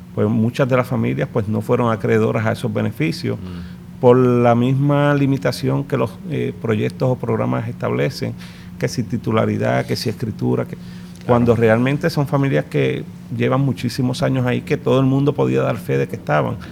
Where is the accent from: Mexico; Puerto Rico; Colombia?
Puerto Rico; San Juan; realmente nací en Lloren Torres, en el Hospital de la 22